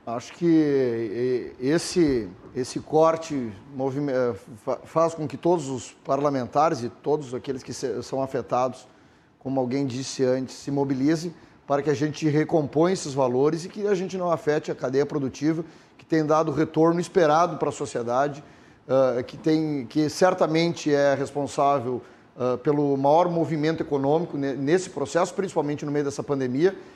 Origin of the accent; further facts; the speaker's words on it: Dona Francisca, Rio Grande do Sul, Brazil; sou filho de agricultor, sou formado em técnica agropecuária, nasci em Dona Francisca